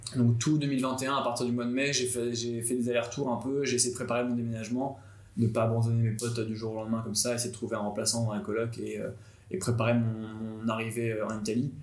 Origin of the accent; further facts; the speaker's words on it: Nantes, Pays de la Loire, France; J'ai 28 ans, je viens de Nantes, j'ai fait ma mana avec Paul à Nantes